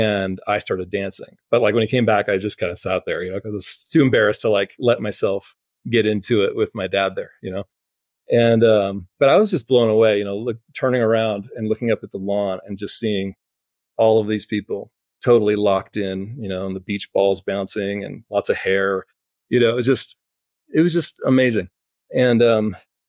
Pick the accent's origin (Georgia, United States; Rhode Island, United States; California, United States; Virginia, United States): California, United States; Palo Alto; growing up in Palo Alto, we were close to Shoreline Amphitheater